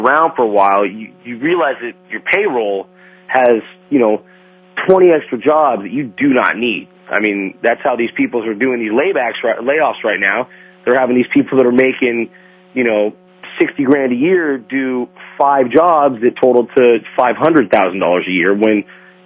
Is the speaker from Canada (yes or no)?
no; Huntington Beach, California, United States; I'm born and raised in Huntington Beach